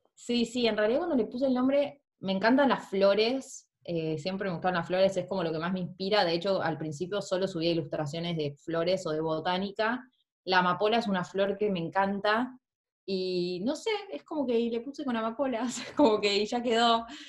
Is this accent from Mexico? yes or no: no; Argentina; moved away as an adult; now in New Zealand; soy de Argentina, ahora estoy en Nueva Zelanda en este momento, hace un año y medio